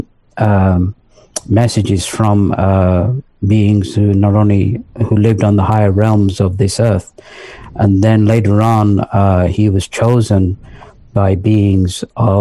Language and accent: English; London, north of England, United Kingdom; moved away as an adult; also born or lived in Pakistan; now in United States; I was born in Pakistan, and then my parents, they moved to England when I was 3 years old. So we moved to England. I lived in the north of England till the age of 10. And then we moved to London and spent some time in London, went to high school in London